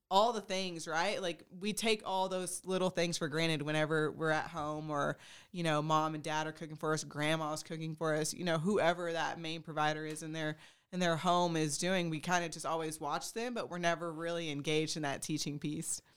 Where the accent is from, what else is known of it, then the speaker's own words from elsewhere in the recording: Texas, United States; moved away as an adult; also born or lived in Oregon; now in Pennsylvania, United States; I am from Texas. I'm a Texas through and through